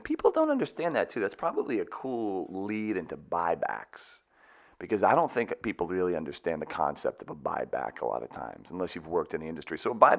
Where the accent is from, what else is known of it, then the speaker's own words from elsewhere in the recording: Boston, Massachusetts, United States; I'm from the Boston area.